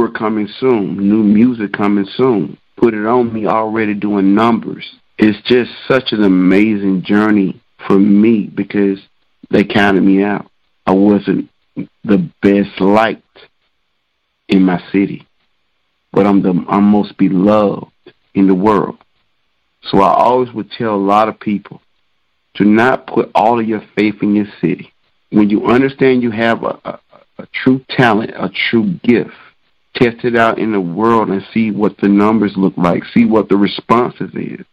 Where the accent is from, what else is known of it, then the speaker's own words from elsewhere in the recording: Douglas, Georgia, United States; my hometown of Douglas, Georgia